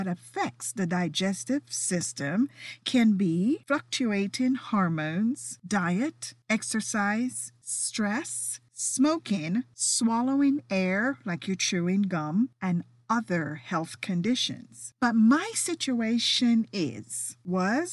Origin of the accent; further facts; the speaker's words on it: Jamaica; moved away; as a kid growing up in Jamaica